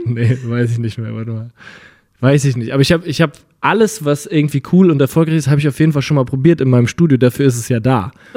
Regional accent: Winnweiler, Rhineland-Palatinate, Germany; moved away; in Winnweiler, in dem Dorf, wo ich herkomme

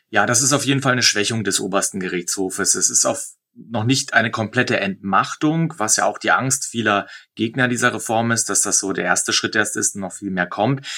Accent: Germany; now in Israel; bei uns in Deutschland

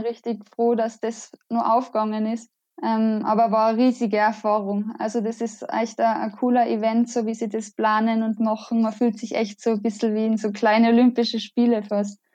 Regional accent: Innsbruck, Tyrol, Austria; ich komme aus Innsbruck. Das ist in Österreich.

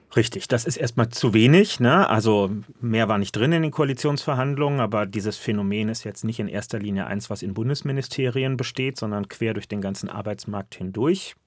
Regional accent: Berlin, Germany; ich bin Berliner.

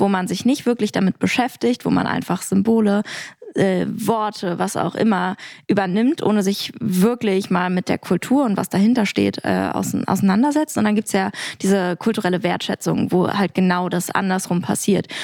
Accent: Berlin, Germany; ich bin sehr behütet aufgewachsen. Äh, und genau, im, am Rande von Berlin, ganz weit oben außen

